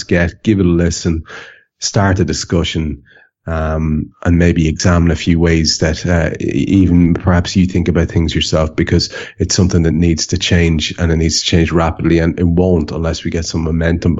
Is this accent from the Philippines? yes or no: no; Ireland; I'm Irish